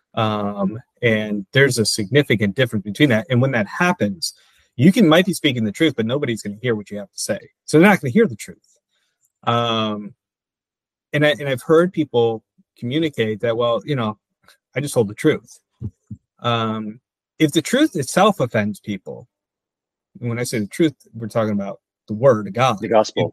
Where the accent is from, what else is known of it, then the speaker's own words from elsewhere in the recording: Michigan, United States; also born or lived in New Jersey; now in Wilmington, United States; I grew up in Michigan